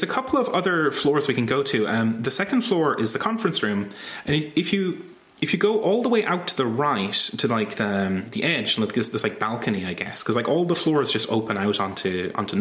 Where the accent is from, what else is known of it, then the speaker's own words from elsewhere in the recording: Ireland; I'm from Ireland